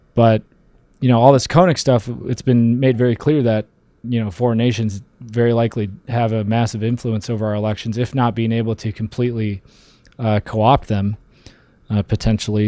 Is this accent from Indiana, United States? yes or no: no; Detroit, Michigan, United States; moved away as an adult; now in Colorado, United States; I was born in Detroit. I grew up right around there